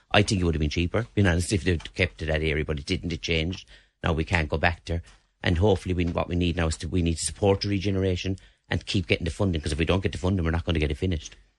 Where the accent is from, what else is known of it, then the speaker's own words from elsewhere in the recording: Limerick, Munster, Ireland; I was born and reared in St Mary's Park